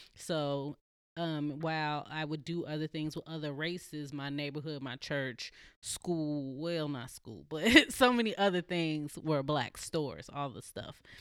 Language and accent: English; Chicago, Illinois, United States; also born or lived in California; now in Portland, United States; I'm originally from Chicago, Southside